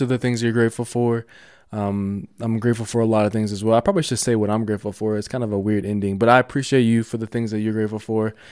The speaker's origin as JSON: {"language": "English", "town": "Denver", "region": "Colorado", "country": "United States", "said": "I'm from Denver"}